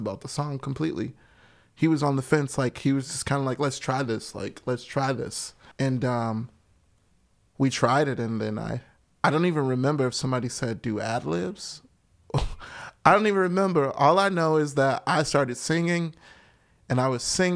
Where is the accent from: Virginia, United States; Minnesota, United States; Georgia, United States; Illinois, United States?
Illinois, United States; Chicago; I grew up on the West Side